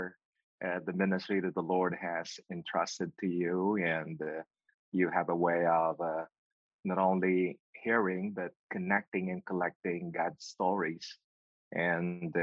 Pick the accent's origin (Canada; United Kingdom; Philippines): Philippines; moved away as an adult; also born or lived in Pennsylvania, United States; now in Nashville, United States; my hometown